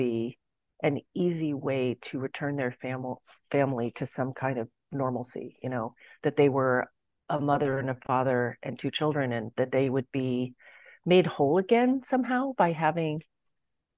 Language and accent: English; San Francisco, California, United States; I was born in San Francisco